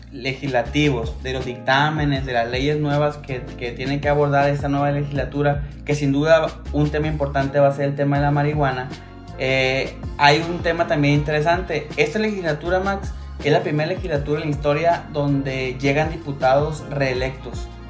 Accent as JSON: {"language": "Spanish", "country": "Mexico"}